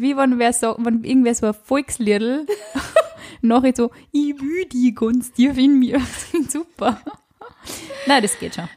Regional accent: Upper Austria, Austria; Also ich bin aus Oberösterreich

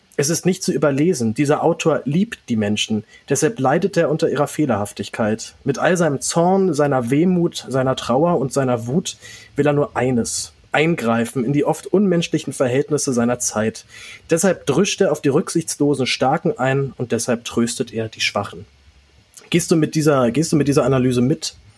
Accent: Berlin, Germany; dass ich in Berlin geboren bin

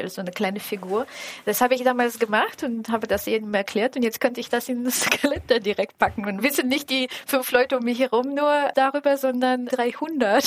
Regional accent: Bulgaria; now in Germany; ich komme ja aus Bulgarien.

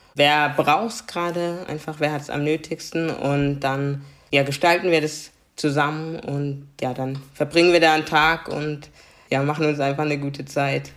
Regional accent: Karlsruhe, Baden-Württemberg, Germany; first language German; ich bin in Karlsruhe geboren, ich kenne nichts anderes und ich bin Karlsruherin.

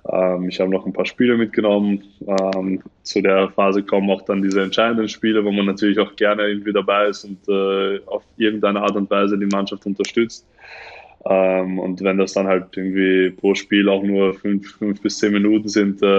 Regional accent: Tunisia; born there; Ja, also ich bin, ich bin, ich bin ja nur in Tunesien geboren. Das ist das Einzige, was, also, was mich mit Tunesien verbindet.

